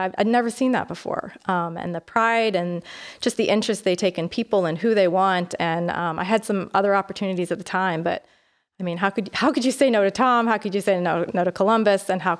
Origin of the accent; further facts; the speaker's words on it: Canada; accent: Canadian; But I have lived all over. But my friends and family will tell you that if I get tired or angry, then I sound more Canadian.